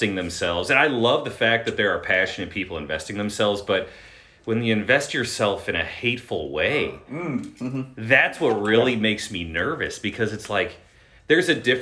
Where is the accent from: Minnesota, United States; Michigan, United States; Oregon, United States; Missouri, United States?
Missouri, United States; St. Charles County; also born or lived in Boone County, Missouri / Warren County, Missouri; born and raised in St. Charles County